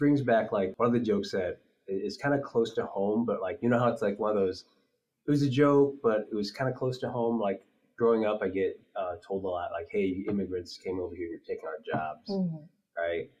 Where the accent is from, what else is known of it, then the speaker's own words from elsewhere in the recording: Midwest, United States; growing up in the Midwest